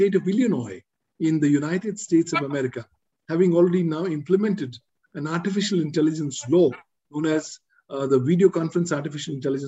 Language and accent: English; India; I'm from India